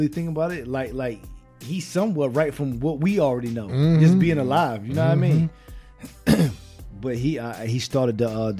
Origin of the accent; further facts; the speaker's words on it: Virginia, United States; Virginia, man. It's my home state, man, Virginia.